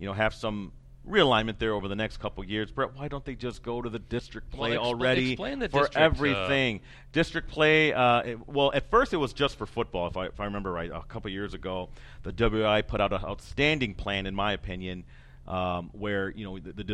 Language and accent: English; Wisconsin, United States; in the old East Central Conference, Amara was the smallest school. We would go against schools like Waupaca that was three times bigger than us